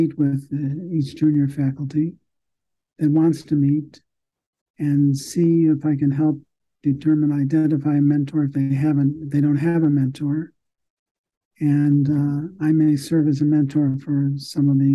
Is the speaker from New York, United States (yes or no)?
no; Chicago, Illinois, United States; I am a Chicagoan. I went to medical school here in Chicago